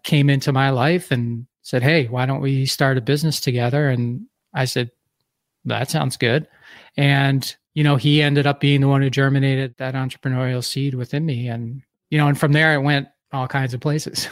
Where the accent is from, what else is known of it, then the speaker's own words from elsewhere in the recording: Philadelphia, Pennsylvania, United States; moved away as an adult; also born or lived in Detroit / New Jersey / Milwaukee, Wisconsin; I grew up in Philadelphia, so I moved to Detroit